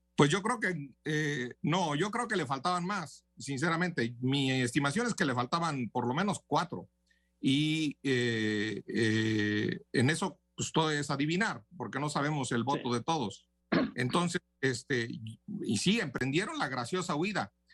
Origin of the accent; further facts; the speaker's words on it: Tamaulipas, Mexico; mi tierra, a Tamaulipas